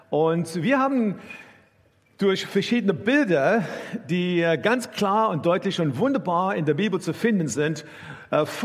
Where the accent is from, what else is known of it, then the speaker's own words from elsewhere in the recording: South Africa; German is a second language; now in Germany; ich bin in Südafrika aufgewachsen und äh, meine Familie war gar keine äh, gläubige Familie.